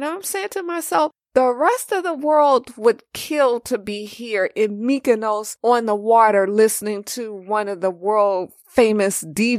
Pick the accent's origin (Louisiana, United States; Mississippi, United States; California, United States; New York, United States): California, United States; Los Angeles; I'm born and raised in Los Angeles.